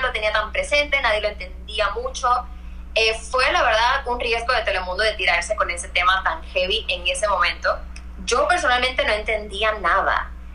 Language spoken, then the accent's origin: Spanish; Puerto Rico; moved away as an adult; also born or lived in New York / Mexico; soy puertorriqueña